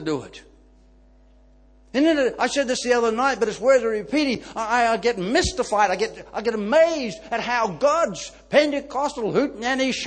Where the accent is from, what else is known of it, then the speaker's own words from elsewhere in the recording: Ireland; I'm Irish